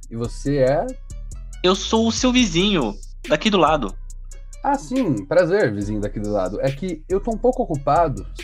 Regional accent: Brazil; Eu nasci no Brasil, eu moro no Brasil, eu sou brasileiro. Todos os meus natais foram natais brasileiros

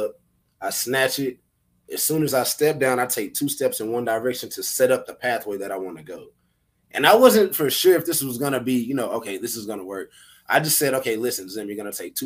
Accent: Arlington, Texas, United States; born and raised, I'm from Arlington, Texas. I'm from the east side of Arlington, Texas.

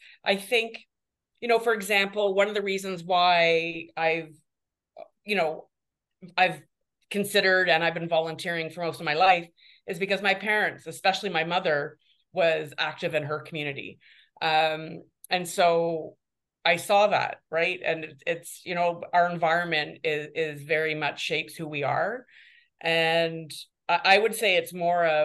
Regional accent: Guelph, Ontario, Canada; now in Toronto, Canada; I was raised by academics in Guelph

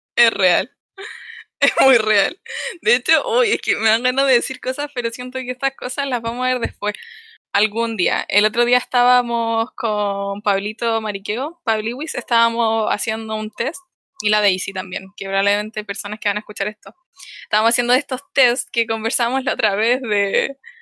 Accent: Los Ángeles, Biobío, Chile; moved away as an adult; also born or lived in Santiago; now in Concepción, Chile; soy de Los Ángeles, nací en Los Ángeles, estudié en Los Ángeles, todo en Los Ángeles

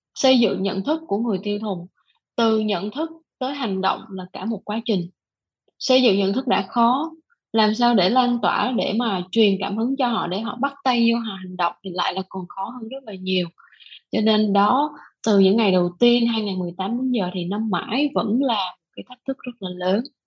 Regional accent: Vietnam

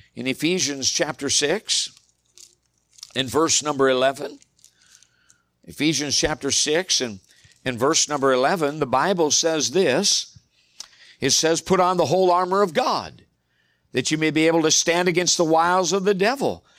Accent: United States; as American believers

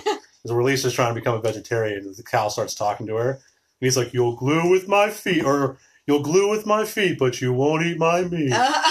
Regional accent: Pittsburgh, Pennsylvania, United States; I'm from Pittsburgh

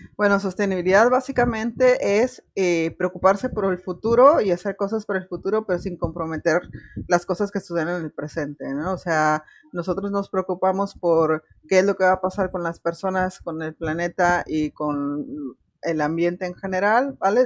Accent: Mexico; now in Spain; soy de México

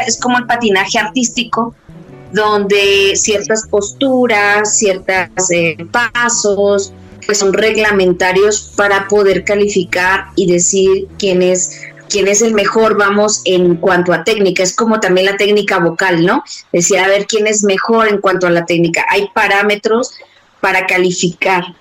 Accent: Mexico City, Mexico; yo soy de la Ciudad de México

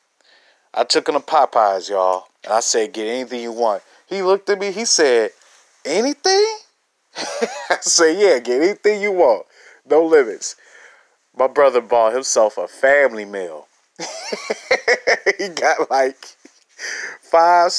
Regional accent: Chicago, Illinois, United States; I'm from Chicago on the south side. Grew up in the northwest suburbs.

